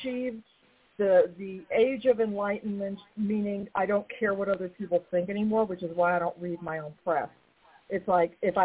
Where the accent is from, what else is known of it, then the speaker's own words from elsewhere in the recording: New York, United States; I'm a New Yorker